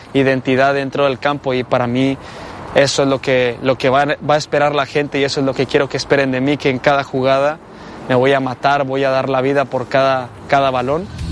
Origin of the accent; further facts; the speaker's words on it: Mexico; moved away as an adult; now in Porto, Portugal; lo que somos los mexicanos